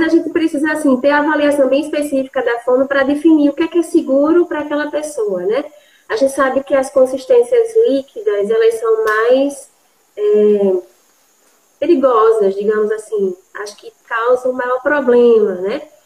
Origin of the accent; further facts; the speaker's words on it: Recife, Pernambuco, Brazil; moved away as an adult; now in João Pessoa, Brazil; sou de Recife, moro em João Pessoa há quase 12 anos.